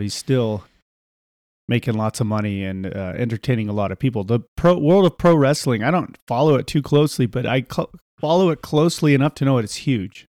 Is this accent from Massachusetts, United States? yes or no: no; Salt Lake City, Utah, United States; Salt Lake City